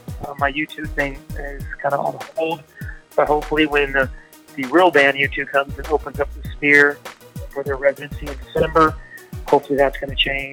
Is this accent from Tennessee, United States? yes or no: no; Texas, United States; I'm from Texas, so I am a Cowboys fan.